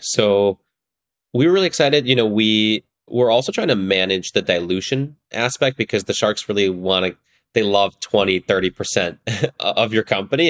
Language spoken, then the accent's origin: English; northern suburbs of Chicago, Illinois, United States; I grew up in the northern suburbs of Chicago